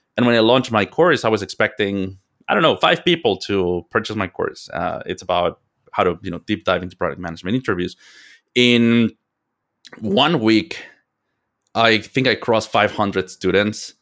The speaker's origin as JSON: {"language": "English", "country": "Mexico", "tie": "born or raised there", "moved": "as an adult", "lives_now": "United States", "said": "I am from Mexico. I was born and raised in Mexico"}